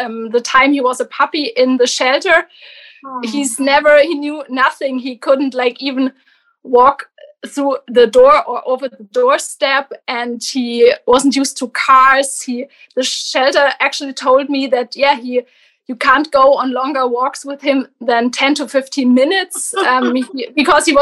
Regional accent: Germany; I'm from Germany

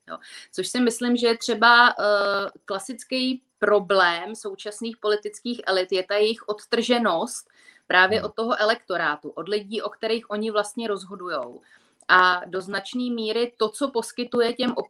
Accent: Czechia; my Češi

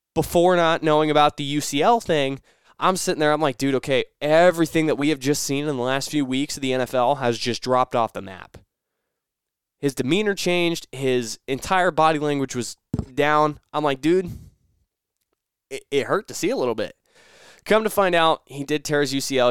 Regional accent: Nebraska, United States; growing up in Nebraska

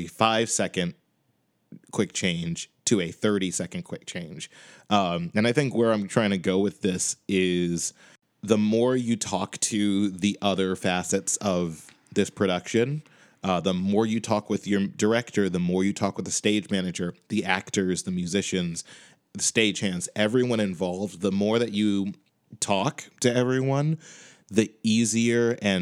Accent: Chicago, Illinois, United States; now in Boston, United States; I'm currently living in Boston, but I am from Chicago.

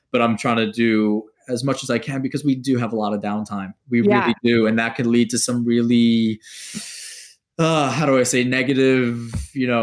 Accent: New York, United States; Being a New Yorker

